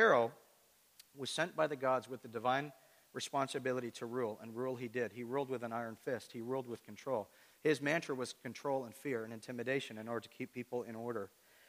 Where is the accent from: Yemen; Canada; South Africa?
Canada; Toronto, Ontario; And the interesting thing about Kingston is when I come from the Toronto area, people that are disconnected from church in the Toronto area